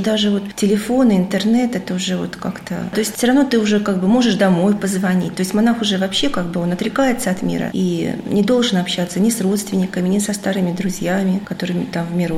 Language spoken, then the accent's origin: Russian; Kirov, Kirov Oblast, Russia; moved away; also born or lived in Saint Petersburg; я сама родилась в Вятке, жила потом в Питере